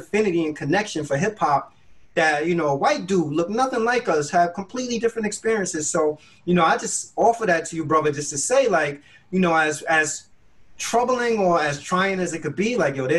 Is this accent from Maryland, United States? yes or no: no; New York City, New York, United States; I grew up in the Bronx